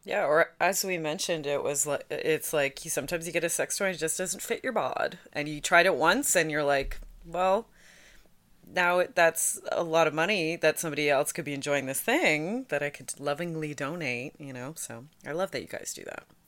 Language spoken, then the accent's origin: English; Hamilton, Ontario, Canada; I grew up in Hamilton